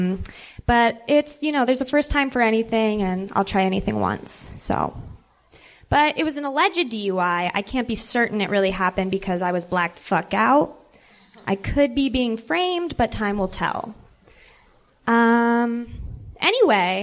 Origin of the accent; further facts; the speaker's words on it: Calabasas, California, United States; moved away as an adult; now in Kansas City, United States; I grew up in Calabasas, California